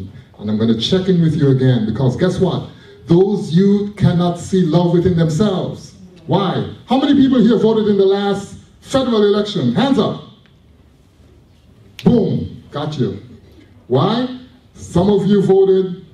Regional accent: Toronto, Ontario, Canada; I'm from Jane and Finch. I'm an OG from Jane and Finch

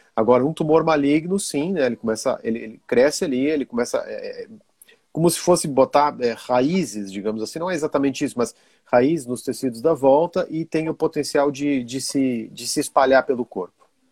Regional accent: Brazil; also born or lived in Rio Grande do Sul / Italy / Belgium; now in Santa Catarina, Brazil; Eu sou brasileiro

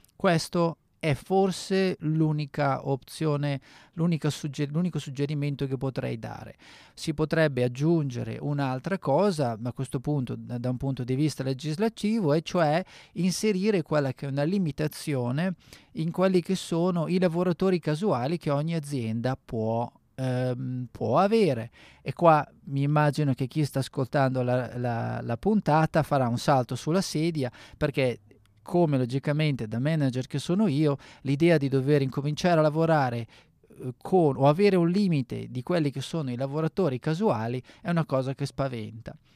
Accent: Bergamo, Lombardy, Italy; moved away as an adult; now in South Australia, Australia; sono italiano, eh, vengo dal nord Italia, da Bergamo

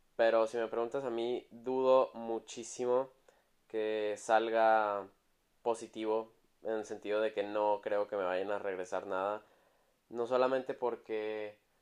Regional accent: Mexico; moved away as an adult; also born or lived in Milan, Italy; antes de regresar a México

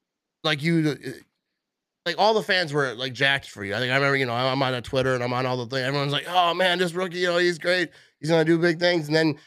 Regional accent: Green Bay, Wisconsin, United States; also born or lived in Fond du Lac, Wisconsin; I'm from Wisconsin. I actually grew

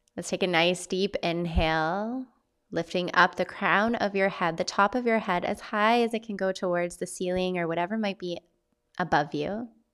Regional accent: Vancouver Island, British Columbia, Canada; my hometown on Vancouver Island

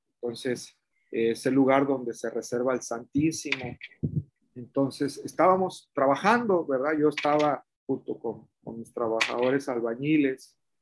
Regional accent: Mexico

